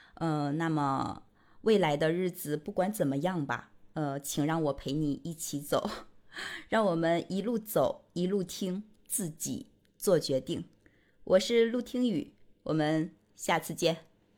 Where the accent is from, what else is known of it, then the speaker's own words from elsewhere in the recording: rural Northeast China, China; moved away as an adult; also born or lived in Beijing; 我呢是从东北农村走出来的姑娘